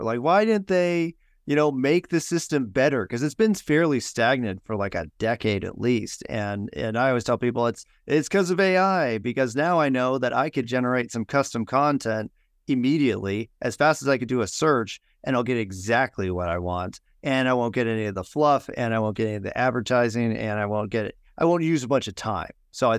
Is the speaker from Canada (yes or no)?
no; California, United States; Hey, I'm from California, so I get